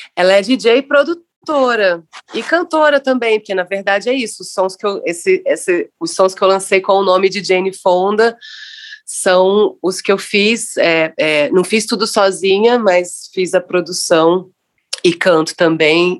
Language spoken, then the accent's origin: Portuguese; Rio de Janeiro, Brazil; moved away as an adult; also born or lived in Niterói; now in São Paulo, Brazil; sou nascida em Niterói, criado em Copacabana, e vivo em São Paulo há dezesseis anos.